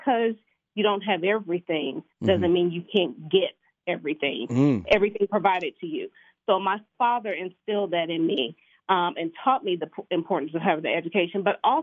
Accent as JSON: {"language": "English", "town": "Kansas City", "region": "Missouri", "country": "United States", "tie": "born or raised there", "said": "I was born and raised in Kansas City, Missouri"}